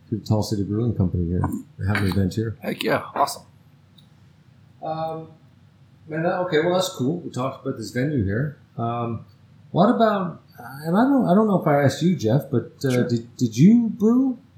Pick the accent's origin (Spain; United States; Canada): Canada; right. Being from Canadian, Canada, so. I'm from